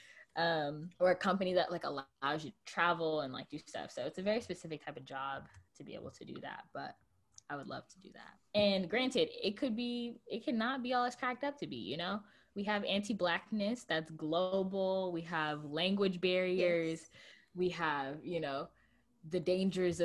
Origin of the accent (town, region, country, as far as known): United States